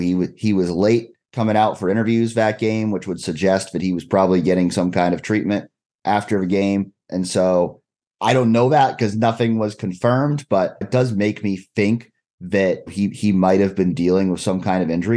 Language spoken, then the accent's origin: English; Massachusetts, United States; moved away as an adult; also born or lived in Ohio; I grew up in Massachusetts